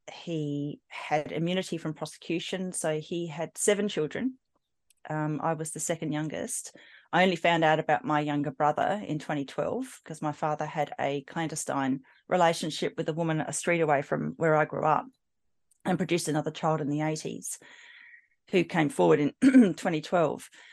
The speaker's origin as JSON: {"language": "English", "town": "Adelaide", "region": "South Australia", "country": "Australia", "tie": "born or raised there", "said": "I grew up in South Australia, in Adelaide"}